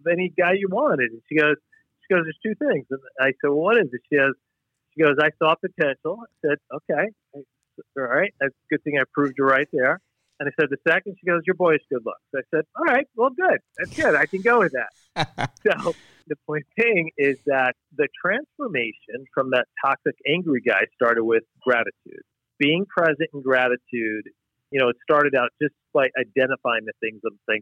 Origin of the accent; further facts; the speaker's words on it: New York, United States; moved away as an adult; now in Wisconsin, United States; I'm from New York originally.